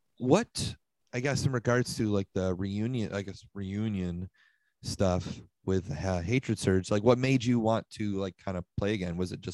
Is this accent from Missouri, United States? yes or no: no; Buffalo, New York, United States; this band … from Buffalo, we're from Buffalo.